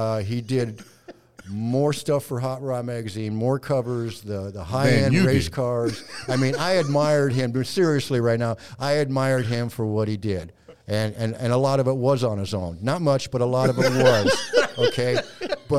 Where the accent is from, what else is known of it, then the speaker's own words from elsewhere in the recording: Ohio, United States; I'm from Ohio